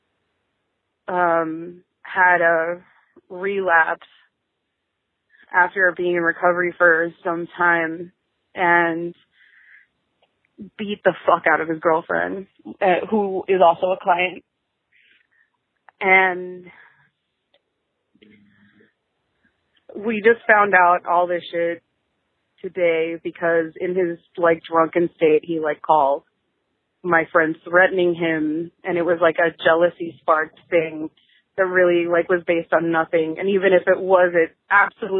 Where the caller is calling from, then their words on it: South Florida, United States; I'm calling you from South Florida